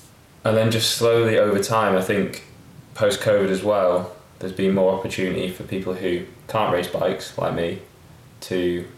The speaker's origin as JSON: {"language": "English", "town": "Skipton", "region": "Yorkshire and the Humber", "country": "United Kingdom", "tie": "born or raised there", "said": "No, I grew up in Yorkshire. Do you not know that?"}